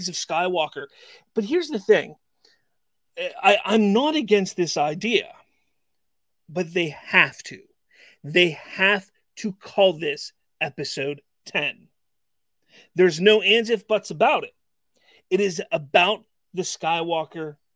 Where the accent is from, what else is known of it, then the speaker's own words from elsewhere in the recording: Pittsburgh, Pennsylvania, United States; my hometown of Pittsburgh